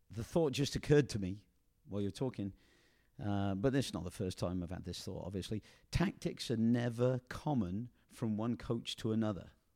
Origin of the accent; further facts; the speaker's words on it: England, United Kingdom; moved away as an adult; now in United States; the way I was brought up in England